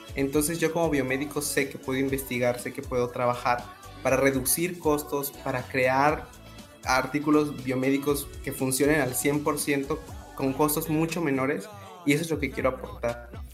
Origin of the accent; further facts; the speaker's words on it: Escárcega, Campeche, Mexico; crecí, viví en Campeche toda mi vida, en Escárcega